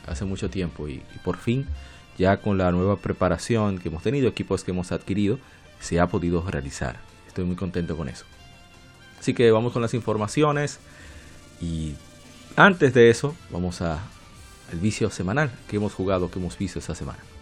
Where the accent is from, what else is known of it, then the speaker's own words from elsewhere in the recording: Dominican Republic; en mi país, República Dominicana